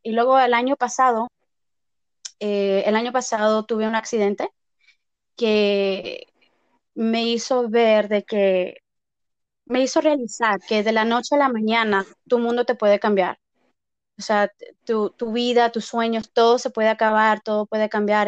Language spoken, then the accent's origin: Spanish; Texas, United States; also born or lived in Mexico; now in Las Vegas, United States; soy mexicana. originalmente nací en Texas, eh, pero llevo viviendo en Las Vegas más de mitad de mi vida, más de 18 años